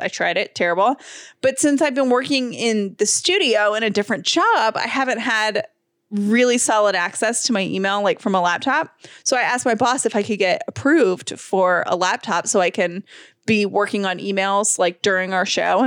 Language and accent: English; Georgia, United States; we're from Georgia